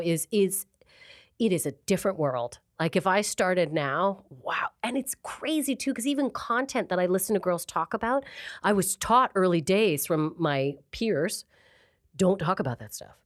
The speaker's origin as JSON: {"language": "English", "town": "Calgary", "region": "Alberta", "country": "Canada", "moved": "as an adult", "lives_now": "Manchester, United Kingdom", "said": "I'm from a place called Calgary, Alberta"}